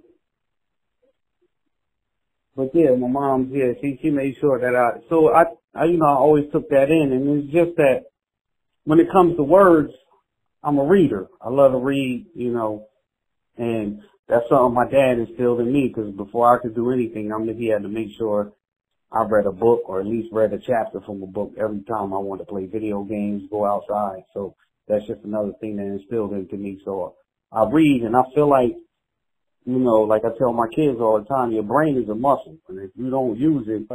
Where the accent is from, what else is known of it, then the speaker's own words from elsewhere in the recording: Red Bank, New Jersey, United States; I was from Red Bank